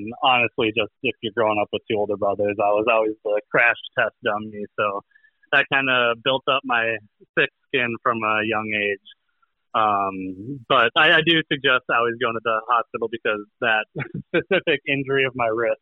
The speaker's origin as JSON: {"language": "English", "region": "Minnesota", "country": "United States", "tie": "born or raised there", "said": "born and raised in Minnesota"}